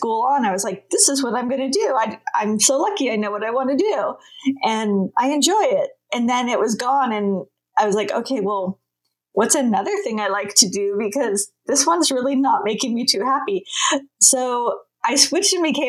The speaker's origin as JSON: {"language": "English", "region": "California", "country": "United States", "tie": "born or raised there", "said": "I grew up in California by the beach"}